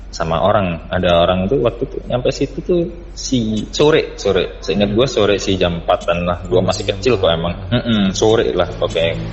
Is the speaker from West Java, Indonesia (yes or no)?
no; Yogyakarta, Special Region of Yogyakarta, Indonesia; waktu kecil tuh gue tinggal di Jogja